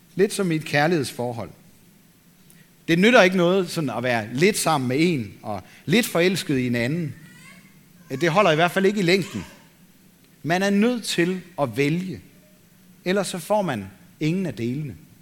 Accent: Denmark; vi som danskere

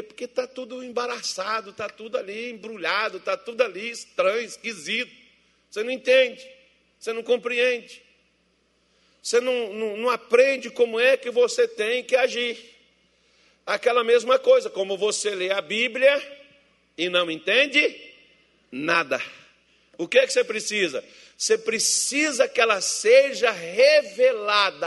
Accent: Minas Gerais, Brazil; eu sou mineiro

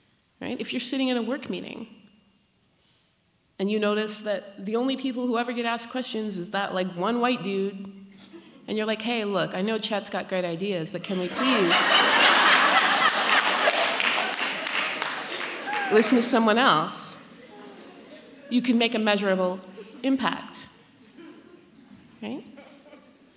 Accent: Pacific Northwest, United States; I grew up in the Pacific Northwest, in a country that believes in educating women

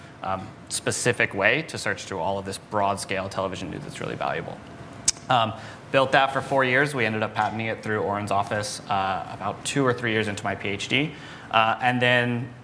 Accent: New Mexico, United States; moved away as an adult; also born or lived in San Diego; I grew up in New Mexico, kind of in the middle of nowhere.

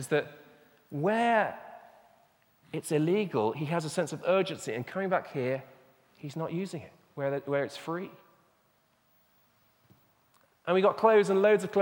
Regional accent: England, United Kingdom; also born or lived in Burundi; I'm speaking as an Englishman

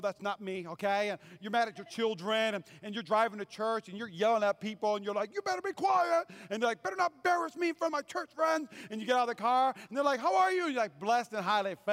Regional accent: North Dakota, United States; moved away as an adult; also born or lived in Fayetteville, North Carolina; I grew up in North Dakota. And at 18, I went to seminary, and I worked for an evangelist, and I moved to Fayetteville, North Carolina

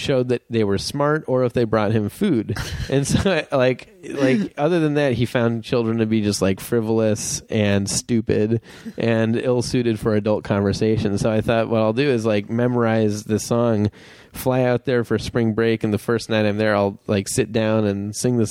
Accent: Wilmette, Illinois, United States; I grew up in Wilmette, Illinois, which is a suburb of Chicago

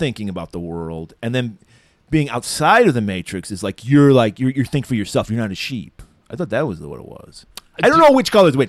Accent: Detroit area, Michigan, United States; also born or lived in New York State (born); But there's a lot of movies being made in the Detroit area. And especially Red Dawn, which was made in my hometown.

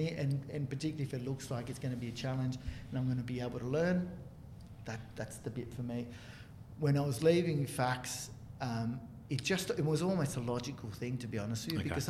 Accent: Chile; now in Australia; I was born in Chile and you know, grew up with it as a cultural thing, as well as a kind of the predominant sport where I grew up

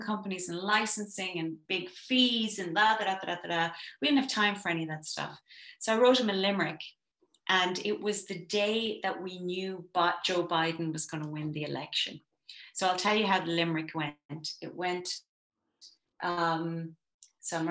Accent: Ireland; as an Irish person

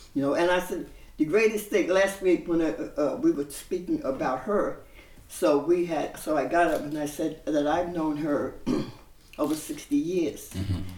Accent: New York City, New York, United States; I was born in Bensonhurst, mm-hmm. Brooklyn

